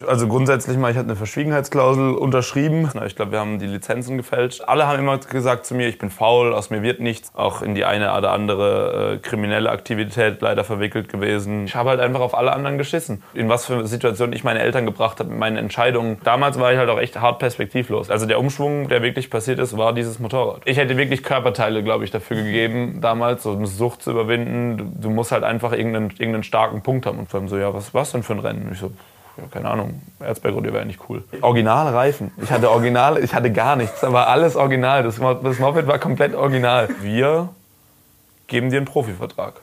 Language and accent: German; Karlsruhe, Baden-Württemberg, Germany; ich komme aus Karlsruhe